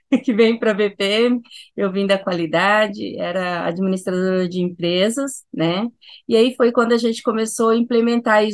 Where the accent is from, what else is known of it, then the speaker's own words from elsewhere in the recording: Cuiabá, Mato Grosso, Brazil; sou de Cuiabá, Mato Grosso